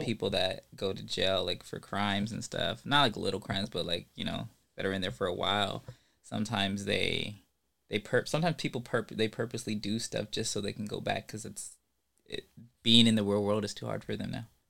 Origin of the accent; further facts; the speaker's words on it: Ventura County, California, United States; I'm from Ventura County.